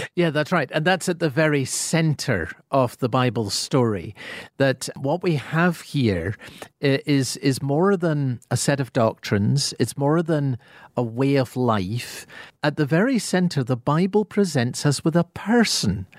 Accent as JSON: {"language": "English", "region": "Scotland", "country": "United Kingdom", "accent": "Scottish", "said": "my Scottish accent"}